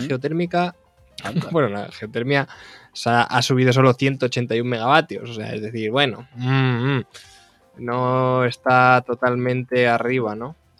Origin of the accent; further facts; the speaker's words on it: Castilla-La Mancha, Spain; Yo soy de La Mancha